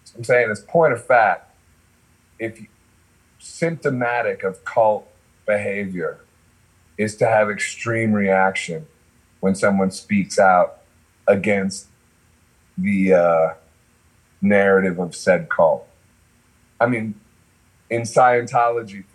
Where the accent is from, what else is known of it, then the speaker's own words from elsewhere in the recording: Akron, Ohio, United States; I'm from Akron